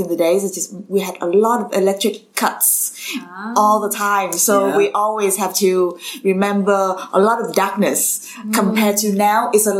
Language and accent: English; Vietnam; I was born and raised in Vietnam.